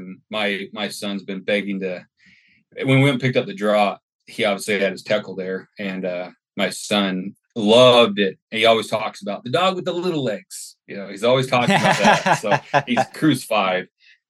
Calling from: Kuna, Idaho, United States; I'm calling from Cuna, Idaho. I relocated here about 3 years ago.

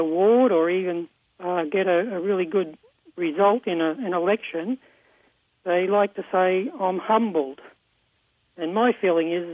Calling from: Queensland, Australia; I'm calling from Queensland, Australia

